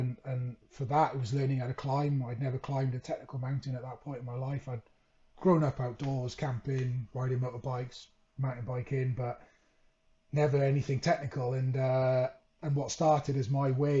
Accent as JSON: {"language": "English", "region": "Wales", "country": "United Kingdom", "tie": "born or raised there", "also_born_or_lived": "Leeds", "moved": "as an adult", "said": "Growing up in Wales, my childhood dream was to play rugby for my country"}